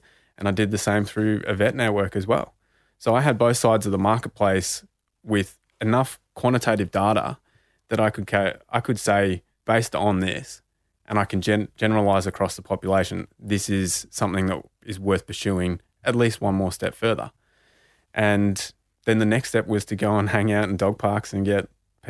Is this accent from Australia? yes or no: yes; Bendigo, Victoria, Australia; because being Indigenous and growing up in Bendigo, you know, in the 90s and early 2000s, the only Indigenous people I saw succeeding were all sports people.